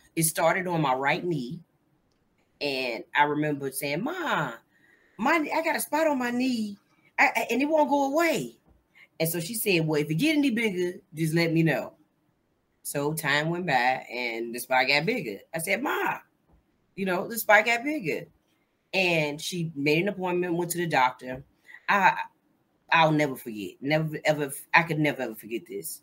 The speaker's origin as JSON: {"language": "English", "town": "Gary", "region": "Indiana", "country": "United States", "tie": "born or raised there", "also_born_or_lived": "Tennessee", "moved": "as an adult", "lives_now": "Baltimore, United States", "said": "I'm originally from Gary, Indiana. Uh, I was born and raised Gary, Indiana"}